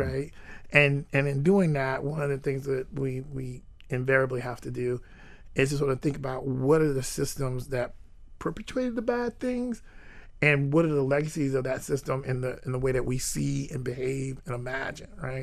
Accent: Jacksonville, Florida, United States; I grew up in Jacksonville, and I grew up on the north side of Jacksonville

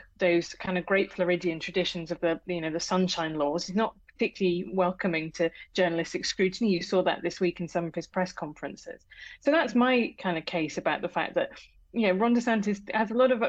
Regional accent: United Kingdom; accent: British; as you can tell from my accent, I'm British.

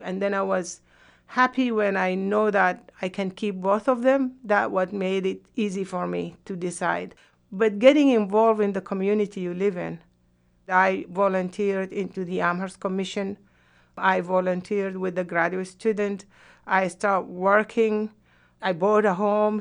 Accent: Sudan; moved away as an adult; also born or lived in Yemen; now in United States; I could not go back to Sudan because I was blacklisted

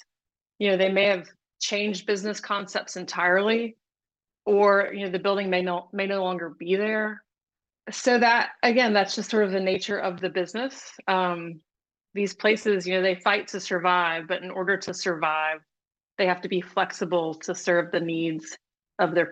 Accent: Mississippi, United States; growing up in Mississippi

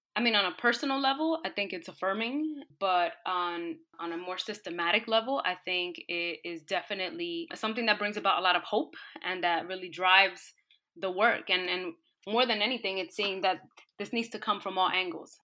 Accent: New York City, New York, United States; I grew up in New York City in a low-income, disenfranchised community

